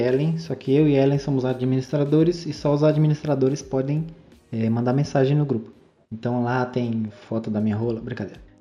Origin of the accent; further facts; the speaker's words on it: Salobro, Bahia, Brazil; also born or lived in Irecê; Mano, eu, eu sou lá de Irecê, né? Eu nasci lá em Irecê, só que eu passei a maior parte, assim, lá na minha vida lá em Salobro, é um, um povoado lá perto de Irecê